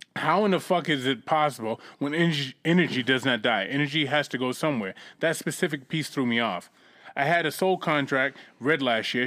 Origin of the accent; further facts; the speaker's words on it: Boston, Massachusetts, United States; moved away; also born or lived in California; I grew up in Roxbury, Massachusetts.